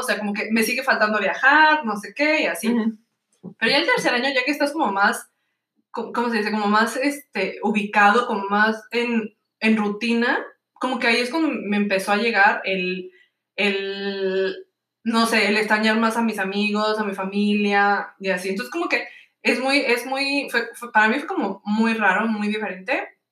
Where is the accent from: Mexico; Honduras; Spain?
Mexico; Tijuana, Baja California; also born or lived in United States; now in Malmö, Sweden; yo soy de Tijuana, California En el mero norte de México. Este, nací en Estados Unidos, pero me crié en Tijuana, así que yo digo que Tijuana es mi ciudad.